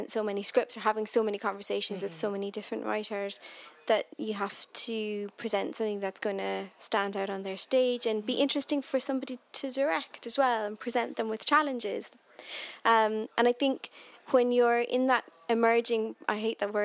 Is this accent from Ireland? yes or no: yes; Cork, Munster, Ireland; moved away as an adult; now in Scotland, United Kingdom; my hometown of Cork